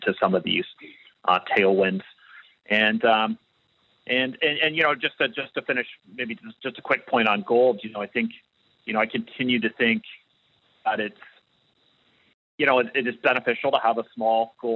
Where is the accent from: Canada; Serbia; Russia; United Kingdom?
Canada; as a Canadian